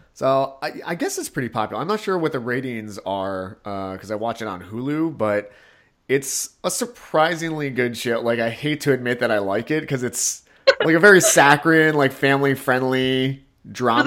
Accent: United States; also born or lived in South Korea; I was raised in America

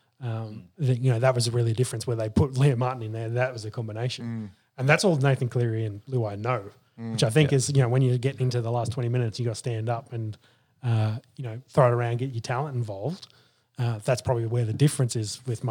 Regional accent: Queensland, Australia; I'm happy as the Queenslander.

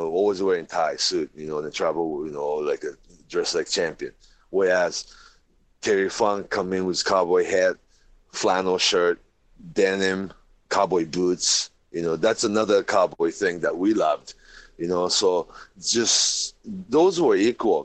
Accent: Japan; growing up in Japan

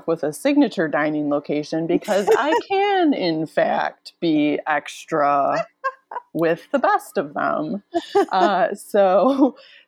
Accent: Midwest, United States; I'm from the Midwest

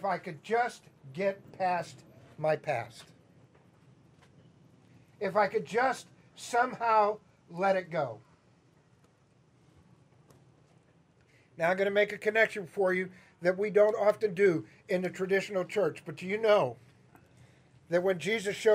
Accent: Chicago, Illinois, United States; accent: Midwestern; now in Atlanta, United States; I would tell them Chicago

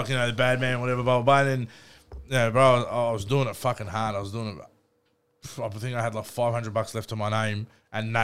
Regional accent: Melbourne, Victoria, Australia; I grew up in Doncaster and Baldwin with my grandparents

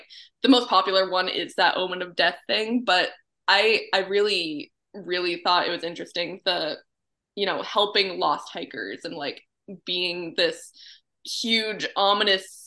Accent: Gray, Maine, United States; my hometown is called Gray. It's in Maine, about 20 minutes or like a half hour north of Portland

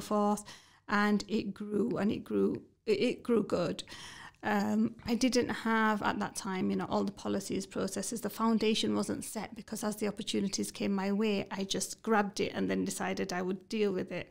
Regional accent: Batley, Yorkshire and the Humber, United Kingdom; I'm from Batley

